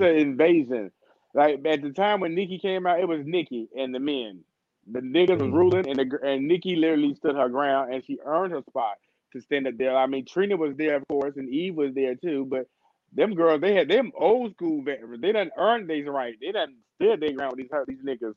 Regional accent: North Carolina, United States; I'm from North Carolina

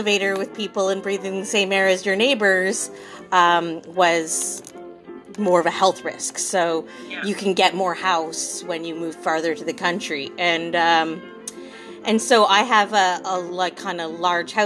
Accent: London, Ontario, Canada; moved away as an adult; also born or lived in Courtenay, British Columbia / Parksville, British Columbia; now in Tahsis, Canada; I'm from London, Ontario.

